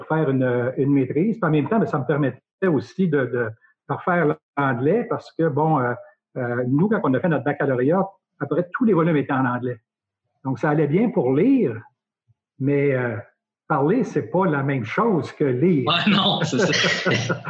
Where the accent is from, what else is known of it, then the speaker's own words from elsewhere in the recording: Nicolet, Quebec, Canada; also born or lived in Saskatchewan; je suis natif de Nicolette. Donc, Nicolette, c'est sur la rive sud, en face de Trois-Rivières